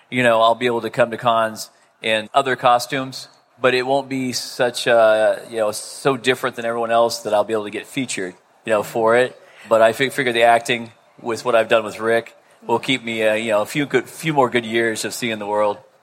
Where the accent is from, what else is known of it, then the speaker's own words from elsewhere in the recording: Melbourne, Florida, United States; I'm from Melbourne, Florida.